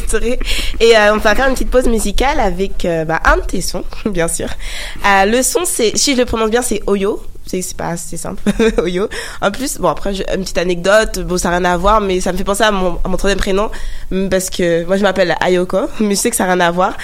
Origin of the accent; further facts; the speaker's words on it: France; accent: French; je suis née en, France